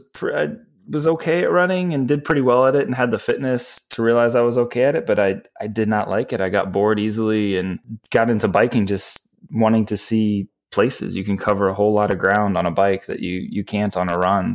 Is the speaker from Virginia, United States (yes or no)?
yes; Virginia, United States; now in Los Angeles, United States; I grew up in Virginia